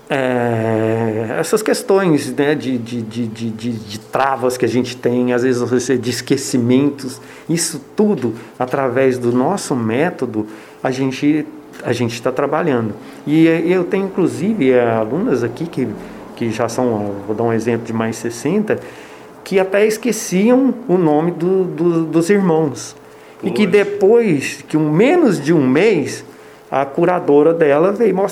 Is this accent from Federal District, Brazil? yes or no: no; Goiânia, Goiás, Brazil; now in Ubatuba, Brazil; É, eu não sou daqui, sou de Goiânia. E ah, mas minhas filhas sempre moraram aqui. E eu sempre fui apaixonado por Ubatuba.